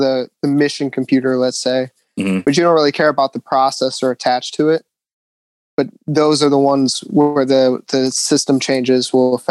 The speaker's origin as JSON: {"language": "English", "town": "Cincinnati", "region": "Ohio", "country": "United States", "also_born_or_lived": "Virginia / North Carolina", "moved": "as an adult", "lives_now": "Camp Pendleton, United States", "said": "I'm originally from Ohio"}